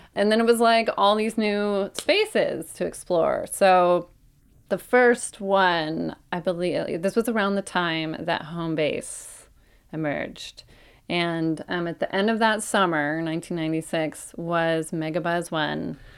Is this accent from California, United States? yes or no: yes; Oakland, California, United States; so I grew up in Oakland. Um, grew up in the hills over by the Oakland Zoo